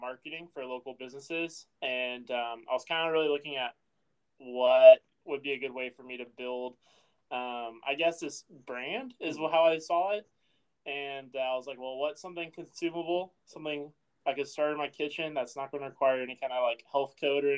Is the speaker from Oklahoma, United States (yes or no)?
yes; Oklahoma, United States; growing up in Oklahoma